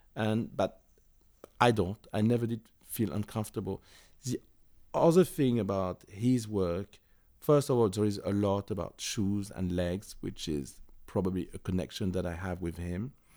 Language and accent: English; Paris, Île-de-France, France; I was born and raised in Paris